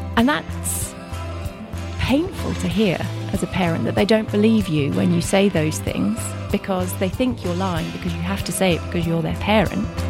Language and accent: English; Kent, South East England, United Kingdom; also born or lived in Reading; I grew up in Kent, went to university in Reading